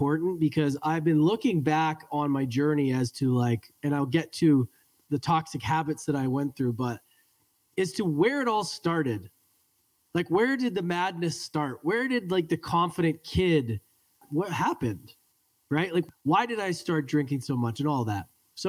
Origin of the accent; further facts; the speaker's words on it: Edmonton, Alberta, Canada; I was born and raised in Edmonton, Alberta, Canada, which is a very cold hockey city.